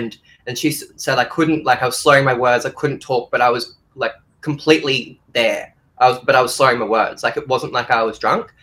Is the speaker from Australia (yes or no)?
yes; Australia; I'm Australian